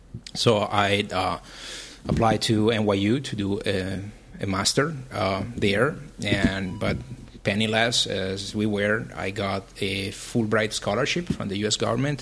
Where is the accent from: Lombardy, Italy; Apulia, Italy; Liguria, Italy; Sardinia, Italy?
Lombardy, Italy; Milan; moved away as an adult; also born or lived in Vienna, Austria; now in New York, United States; I was born and raised in Milan, in Italy, and between Milan and Vienna in Austria, where family of my mom is.